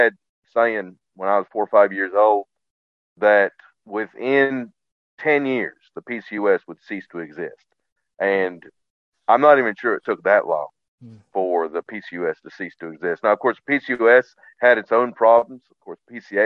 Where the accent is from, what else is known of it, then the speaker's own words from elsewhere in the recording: West Virginia, United States; growing up in West Virginia at the time